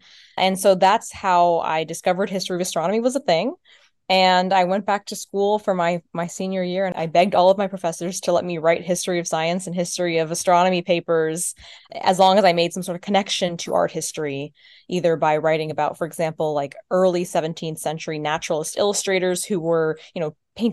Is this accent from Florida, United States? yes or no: yes; Florida, United States; I'm from Florida. That's what's there.